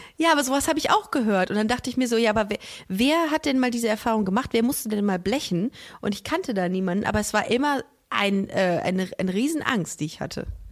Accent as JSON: {"language": "German", "town": "Düsseldorf", "region": "North Rhine-Westphalia", "country": "Germany", "said": "Bei uns in Düsseldorf hat man bei einem 4-0er Abi ein Auto geschenkt bekommen von der Sparkasse"}